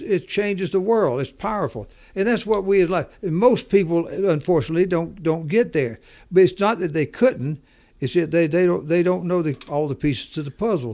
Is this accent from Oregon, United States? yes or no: no; Macon, Georgia, United States; moved away; also born or lived in Denver; from Macon, Georgia, lived there, all, born and raised there